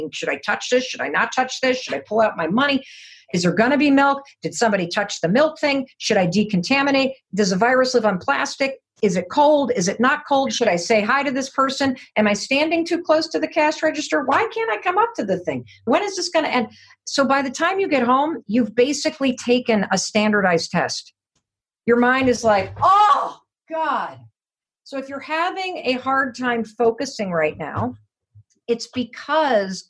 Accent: Muskegon, Michigan, United States; moved away; I grew up in Muskegon, Michigan.

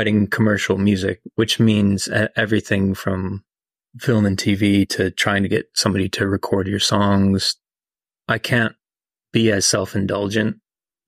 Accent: northern Minnesota, United States; now in Nashville, United States; my growing up in small town, northern Minnesota

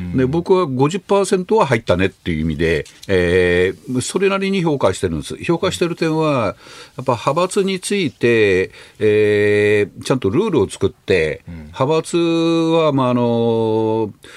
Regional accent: Fukui, Japan; moved away; 僕はあの福井県の出身で

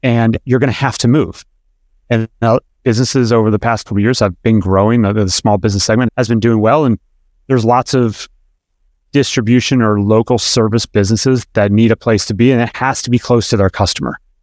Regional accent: Pennsylvania, United States; now in Atlanta, United States; I grew up in Pennsylvania

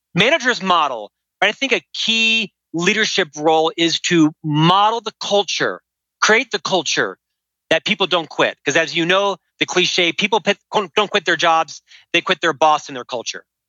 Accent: Central Florida, United States; moved away as an adult; now in Park City, United States; I'm from Florida originally and moved to Salt Lake City, Park City, Utah about 25 years ago.

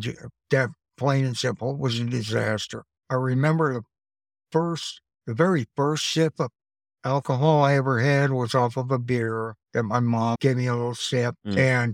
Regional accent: Nebraska, United States; also born or lived in Cheyenne, Wyoming; There wasn't anybody close to my age when I grew up. And I came from Nebraska out to Cheyenne, Wyoming.

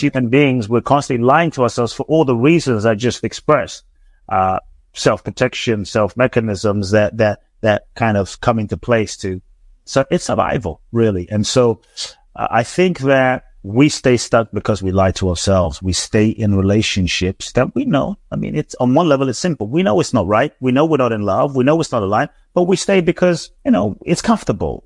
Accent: London, United Kingdom; also born or lived in Ghana / Mexico; now in Los Angeles, United States; I grew up in London

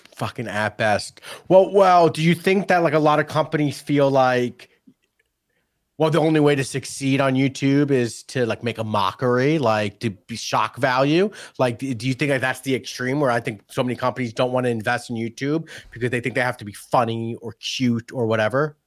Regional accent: New York, United States; moved away; also born or lived in San Diego; I grew up in New York, and we had the Z Morning Zoo from Z one hundred

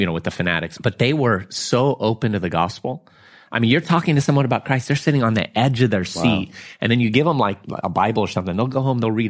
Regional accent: United States; I'm from America

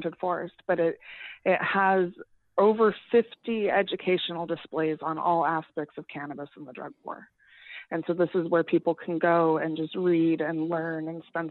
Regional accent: Idaho, United States; growing up in Idaho and going to high school

